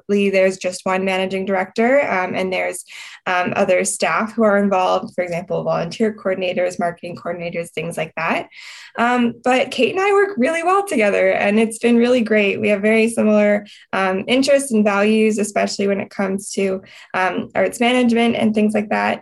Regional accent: Kingston, Ontario, Canada; I'm born and raised in Kingston

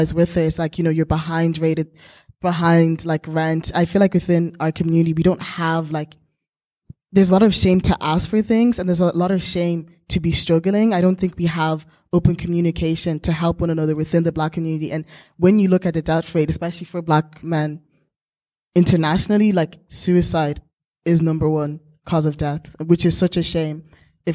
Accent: Zimbabwe; I'm coming from Zimbabwe, where we have like one of the highest suicide rates among young men

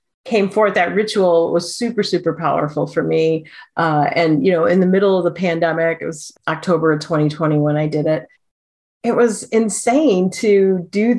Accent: Midwest, United States; moved away as an adult; also born or lived in Oahu, Hawaii; now in Pacific Northwest, United States; growing up in the Midwest and then moving to a tropical isle

